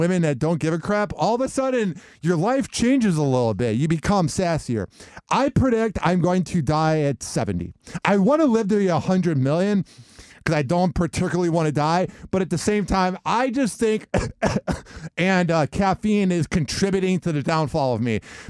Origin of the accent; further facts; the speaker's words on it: Midwest, United States; Growing up in the Midwest, it was cold out.